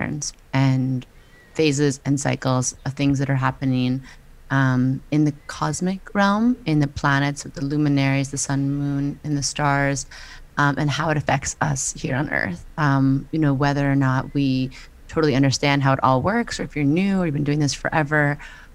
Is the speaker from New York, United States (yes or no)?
yes; New York, United States; I'm a New Yorker